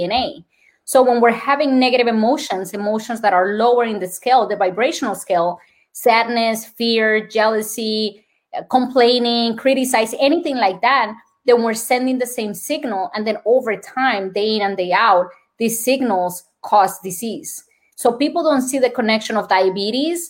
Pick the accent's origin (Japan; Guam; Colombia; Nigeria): Colombia; accent: Colombian; English is a second language; moved away; My Colombian accent